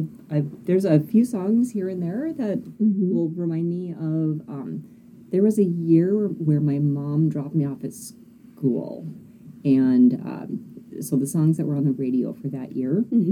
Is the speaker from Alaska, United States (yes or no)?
yes; Alaska, United States; also born or lived in Fox, Alaska; I was born and raised in Alaska.